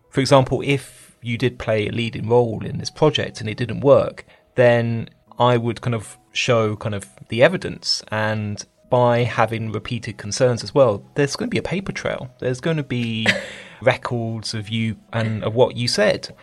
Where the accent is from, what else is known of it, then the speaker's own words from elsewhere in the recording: United Kingdom; Being British